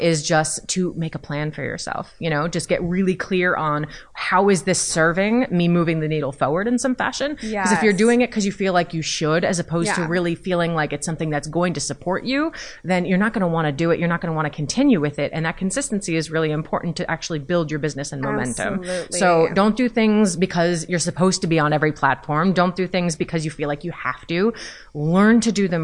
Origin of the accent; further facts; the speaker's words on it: New Jersey, United States; I'm from Jersey.